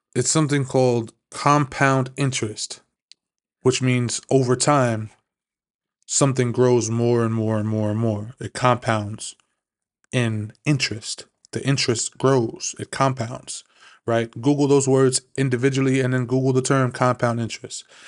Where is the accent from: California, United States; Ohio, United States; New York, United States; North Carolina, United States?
New York, United States; New York City; also born or lived in Maryland; I'm originally from Flushing, Queens. It's a small, small little neighborhood up here in New York